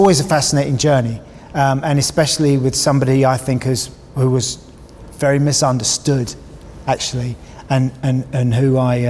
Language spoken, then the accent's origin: English; Kingston upon Thames, London, United Kingdom; We're from the same part of the world. He's from Worcester Park, I'm from Kingston.